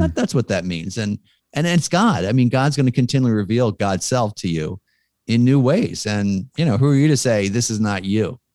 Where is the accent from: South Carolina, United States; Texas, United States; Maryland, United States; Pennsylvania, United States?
Pennsylvania, United States; Philadelphia; I'm from Philly